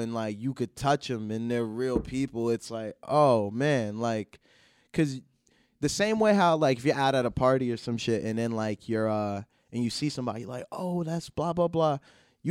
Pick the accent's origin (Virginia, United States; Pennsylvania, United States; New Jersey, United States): New Jersey, United States; Plainfield; I'm from Plainfield